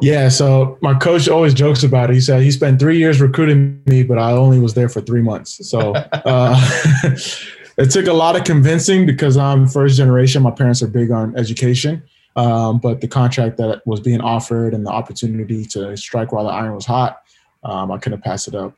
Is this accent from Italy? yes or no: no; California, United States; first generation Nigerian American, born and raised in California